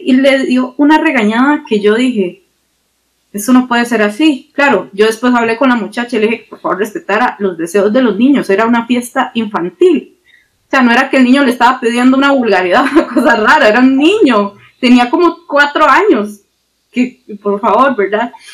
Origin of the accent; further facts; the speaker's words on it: Costa Rica; somos ticos